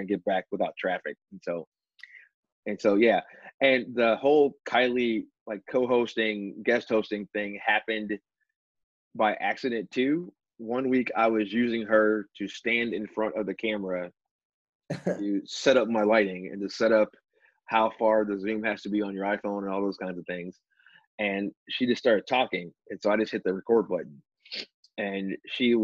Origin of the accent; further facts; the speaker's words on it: Chicago, Illinois, United States; growing up in Chicago